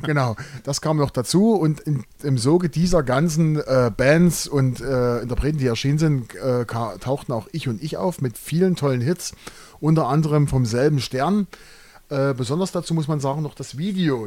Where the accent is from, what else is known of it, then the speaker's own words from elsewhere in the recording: Großenhain, Saxony, Germany; Wir kommen beide aus Großenhain